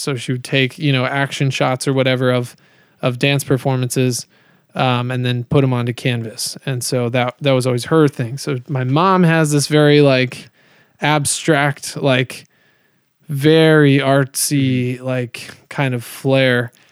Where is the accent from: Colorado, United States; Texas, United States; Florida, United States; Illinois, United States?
Colorado, United States; also born or lived in Kansas City, Missouri; I moved to Colorado when I was seven